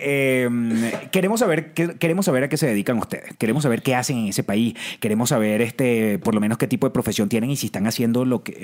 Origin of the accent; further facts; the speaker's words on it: Venezuela; now in Mexico City, Mexico; Vengo de Venezuela, actor, sigo actuando